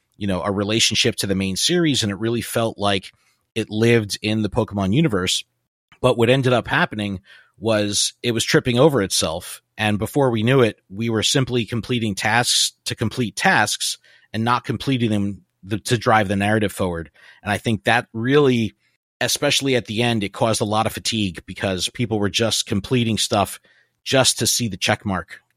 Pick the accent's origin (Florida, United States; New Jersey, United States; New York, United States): New Jersey, United States; I'm from New Jersey